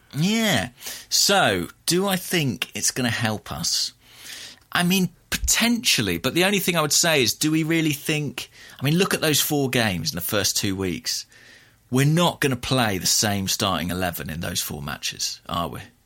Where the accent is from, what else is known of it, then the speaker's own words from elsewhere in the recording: United Kingdom; as a Brit